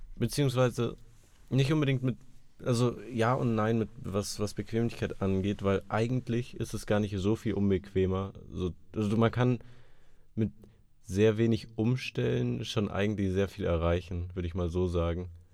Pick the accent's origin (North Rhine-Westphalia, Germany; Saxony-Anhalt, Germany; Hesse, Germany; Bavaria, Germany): Bavaria, Germany; Munich; als Münchner